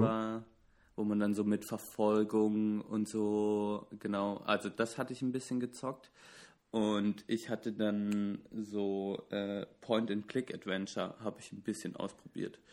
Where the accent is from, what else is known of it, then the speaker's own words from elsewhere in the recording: Southern Germany, Germany; Ich komme ich komme aus dem Süden der Republik